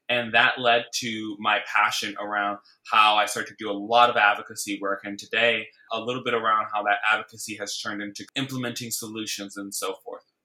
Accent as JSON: {"language": "English", "town": "Bridgeport", "region": "Connecticut", "country": "United States", "tie": "born or raised there", "moved": "yes", "lives_now": "New York City, United States", "said": "I grew up in Bridgeport, Connecticut, which is about 60 miles outside of New York City, where I live now"}